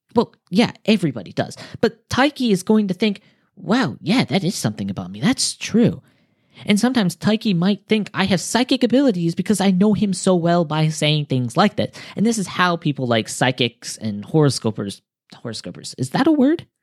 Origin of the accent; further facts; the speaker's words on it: United States; now in Japan; I'm American